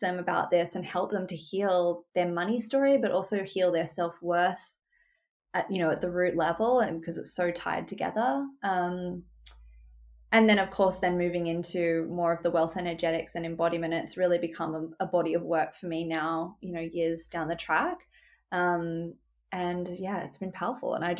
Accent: Sydney, New South Wales, Australia; I grew up in Australia. I'm based in Sydney. I've lived here my whole life

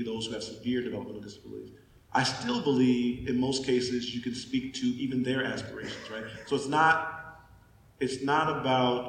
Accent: Pontiac, Michigan, United States; I grew up in Pontiac, Michigan, very rough town

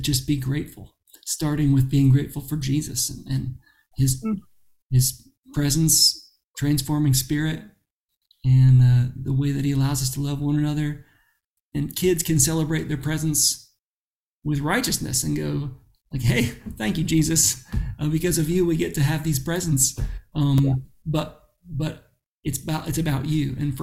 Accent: Florida, United States; growing up in Florida

